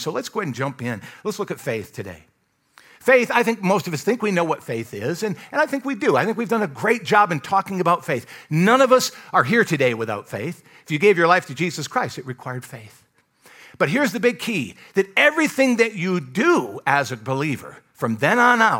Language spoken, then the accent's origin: English; Michigan, United States; also born or lived in Kentucky / Alabama / Iowa; now in North Carolina, United States; I grew up in Michigan, moved to Kentucky, lived there several years, lived in Alabama, moved to Iowa, lived there a few years, and then here in North Carolina.